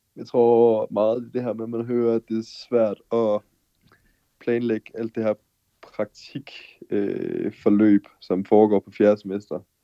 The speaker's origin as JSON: {"language": "Danish", "country": "Denmark", "moved": "as an adult", "lives_now": "Mexico", "said": "som dansker"}